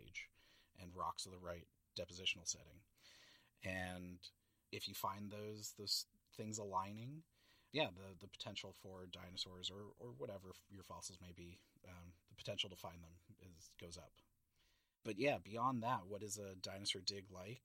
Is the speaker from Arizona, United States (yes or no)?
no; San Francisco, California, United States; moved away as an adult; also born or lived in Montana; I grew up in San Francisco, visiting the San Francisco Zoo